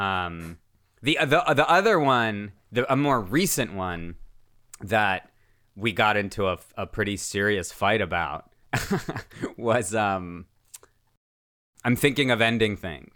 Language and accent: English; United States; also born or lived in Russia; I moved here from Russia when I was seven years old